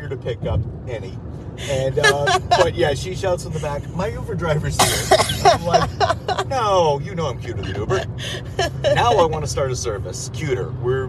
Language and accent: English; New York City, New York, United States; I am from New York City. I'm driving, not my car, through Texas.